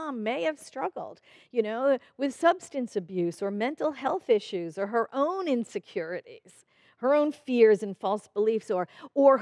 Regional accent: New York City, New York, United States; I grew up in New York City

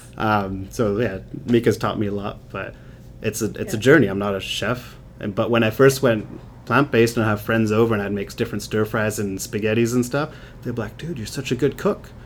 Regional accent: England, United Kingdom; moved away; I grew up in England

